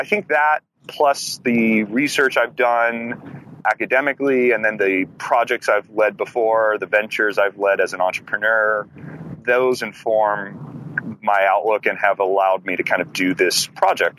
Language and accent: English; Livermore, California, United States; I'm from Livermore, California